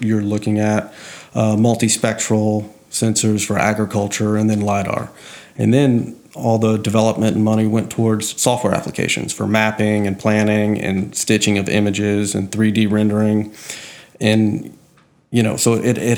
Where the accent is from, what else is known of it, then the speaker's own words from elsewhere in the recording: Slidell, Louisiana, United States; I grew up in Slidell